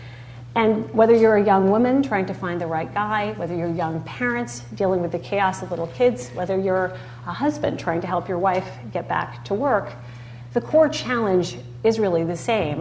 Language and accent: English; United States; as an American